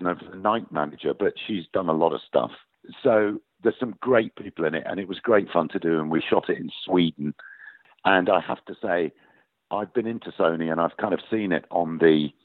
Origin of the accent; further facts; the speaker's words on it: Yorkshire and the Humber, United Kingdom; accent: northern; I grew up in Yorkshire, and my father was from Yorkshire, so I have a natural northern accent